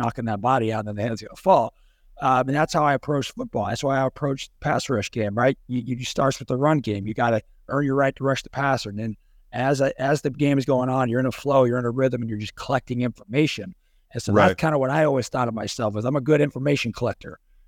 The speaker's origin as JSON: {"language": "English", "region": "California", "country": "United States", "tie": "born or raised there", "said": "And then, I was going to go play Pac-10 growing up in California."}